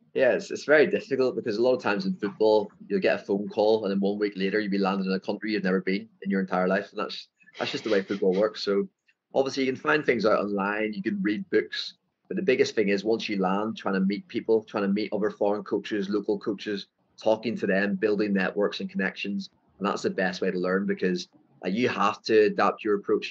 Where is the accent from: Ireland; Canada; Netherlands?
Ireland; accent: thick Irish; moved away as an adult; now in Phuket, Thailand; My Irish, my thick Irish accent